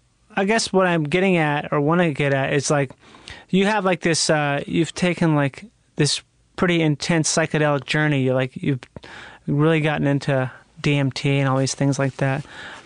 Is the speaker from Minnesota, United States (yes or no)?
yes; Rochester, Minnesota, United States; I'm from Minnesota.